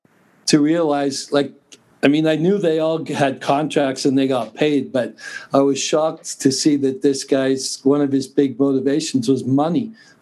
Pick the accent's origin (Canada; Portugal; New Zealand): Canada; Calgary, Alberta; moved away as an adult; also born or lived in Victoria, British Columbia; now in Austria; I grew up in Calgary, Alberta. On the North Hill, really close to downhill, but on the North Hill.